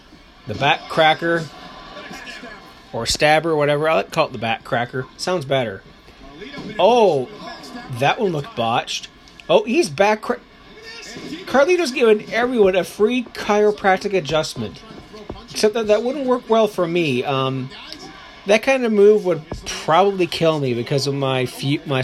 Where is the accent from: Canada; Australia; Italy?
Canada; as a Canadian